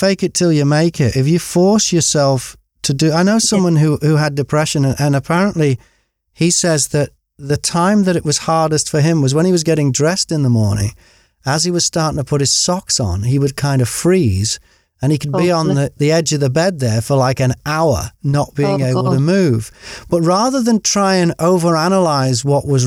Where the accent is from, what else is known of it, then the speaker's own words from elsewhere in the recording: Warrington, North West England, United Kingdom; also born or lived in Liverpool; I was born in Liverpool, but when I was 2 years old, we moved out to Great Sankey near Warrington